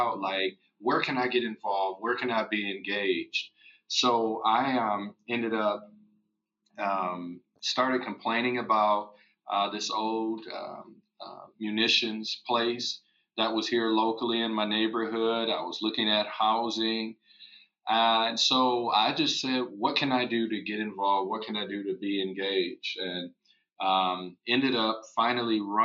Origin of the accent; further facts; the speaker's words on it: Waterloo, Iowa, United States; I was born and raised in Waterloo, Iowa.